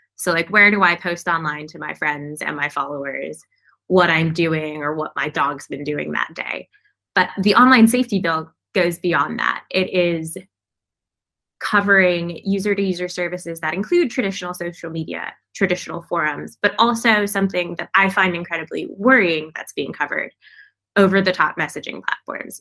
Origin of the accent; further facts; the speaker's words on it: United States; as an American